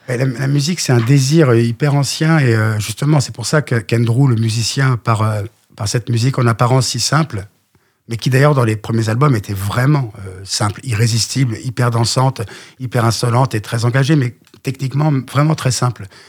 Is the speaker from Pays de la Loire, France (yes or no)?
yes; Le Mans, Pays de la Loire, France; moved away; je viens du Mans